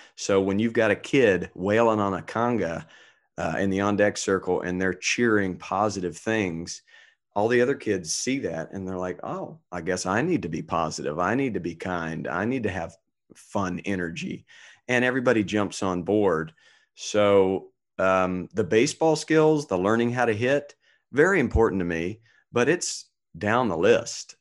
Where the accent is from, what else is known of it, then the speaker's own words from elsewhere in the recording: North Carolina, United States; now in Orange County, United States; I grew up in North Carolina where there was no teams to root for